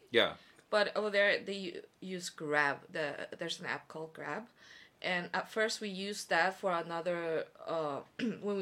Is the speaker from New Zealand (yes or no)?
no; South Korea; Especially because Korean is not my first language, even though I'm Korean.